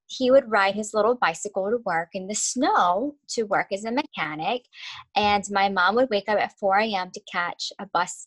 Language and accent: English; United States; I am an American